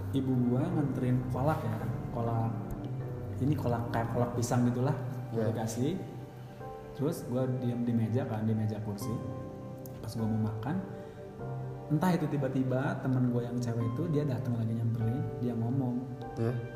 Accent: Bogor, West Java, Indonesia; Saya dari Bogor.

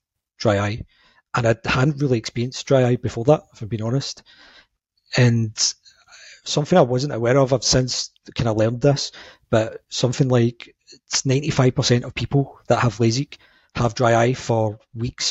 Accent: Glasgow, Scotland, United Kingdom; I'm from Glasgow in Scotland.

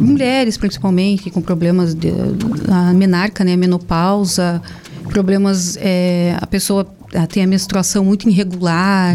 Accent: Curitiba, Paraná, Brazil; moved away; eu sou de Curitiba, mas a família do meu pai é daqui

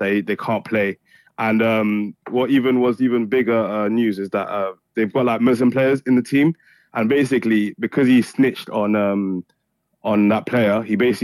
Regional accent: Montpellier, Occitania, France; I'm from Montpellier, I'm from France

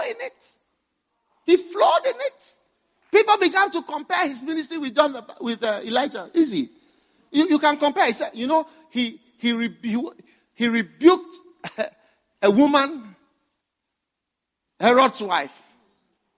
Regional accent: Ghana; I came from far from Ghana

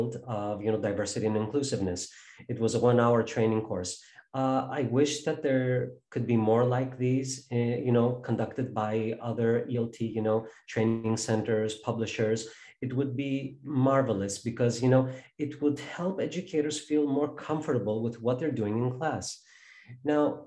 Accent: Chicago, Illinois, United States; my hometown of Chicago

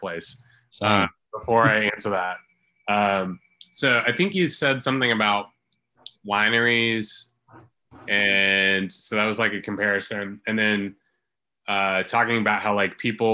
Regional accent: Christiansburg, Virginia, United States; also born or lived in Harrisonburg, Virginia; I was born in Christiansburg. And I pretty much have lived here my entire life.

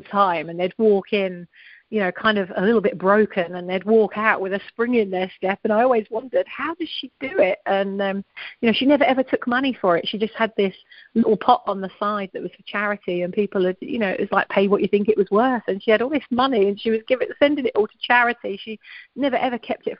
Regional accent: Essex, East of England, United Kingdom; moved away as an adult; also born or lived in London / Leeds; born in London, then grew up in Essex, where my grandma and granddad lived.

